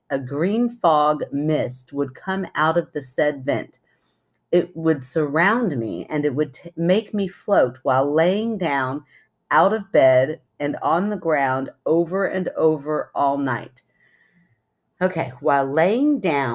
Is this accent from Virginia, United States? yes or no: no; Kentucky, United States; We're those rare Kentucky city people